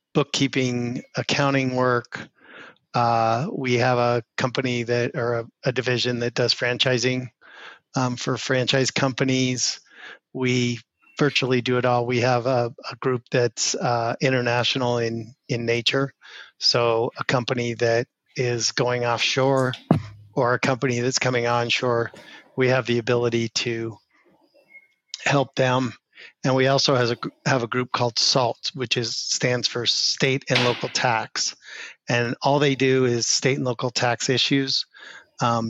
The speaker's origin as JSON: {"language": "English", "town": "Denver", "region": "Colorado", "country": "United States", "tie": "born or raised there", "said": "we grew up in Denver, Colorado, and I have not really left the state of Colorado to live for ever"}